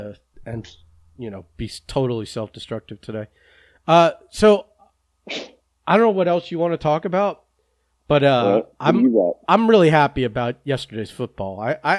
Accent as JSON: {"language": "English", "region": "New England", "country": "United States", "said": "There's some people that I'm from New England. I root for New England."}